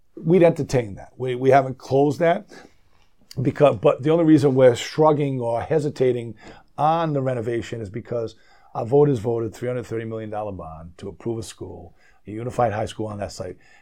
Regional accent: Rhode Island, United States; I'm born and raised in Rhode Island.

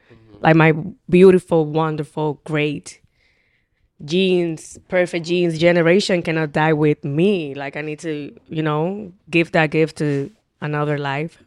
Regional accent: Dominican Republic; accent: Dominican; English is a second language; also born or lived in Highbridge, Bronx, New York; now in New York, United States; I have the more Dominican accent

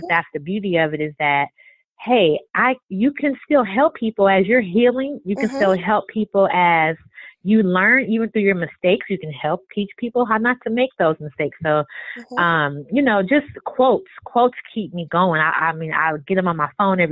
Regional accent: California, United States; moved away; I was born in California originally

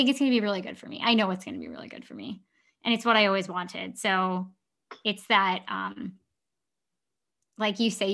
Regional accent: Libertyville, Illinois, United States; growing up in Libertyville

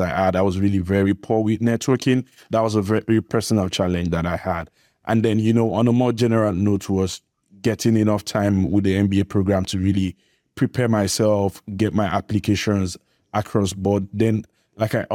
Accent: Nigeria; I'm from Nigeria.

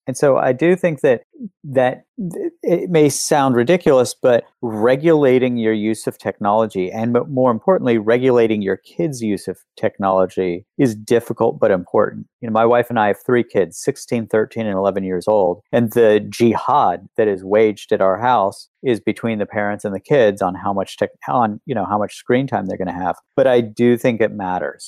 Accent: West Virginia, United States; when I was growing up in West Virginia

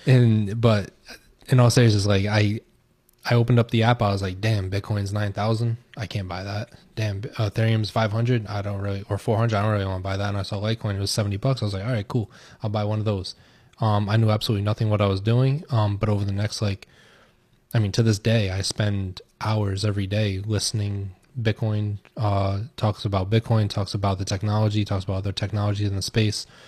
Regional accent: United States; I'm American

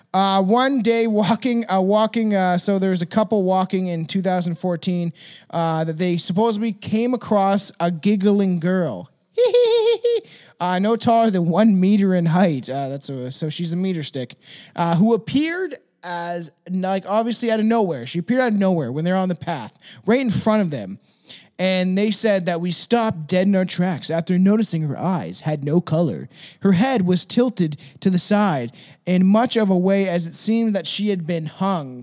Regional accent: Canada; as a Canadian.

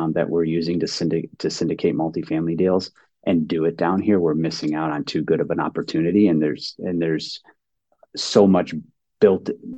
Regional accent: Cleveland, Ohio, United States; moved away; also born or lived in Ann Arbor, Michigan; I grew up in Cleveland and my parents and I lived in Ann Arbor, Michigan

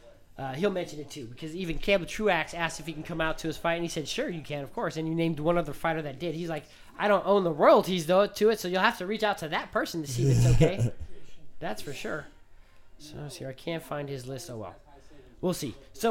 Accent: Las Vegas, Nevada, United States; I'm from Vegas.

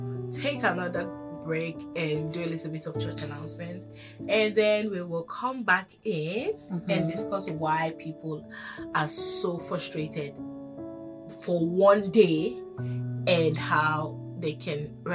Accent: Ghana; And I'm Ghanaian.

